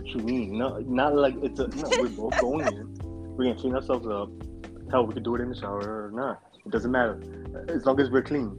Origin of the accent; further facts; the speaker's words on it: New York City, New York, United States; I was born and raised out here in New York, right, Brooklyn.